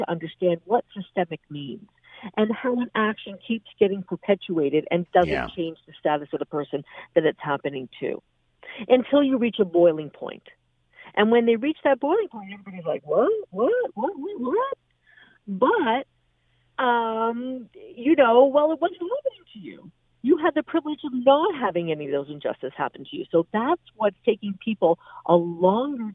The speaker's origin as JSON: {"language": "English", "country": "Canada", "said": "as a Canadian"}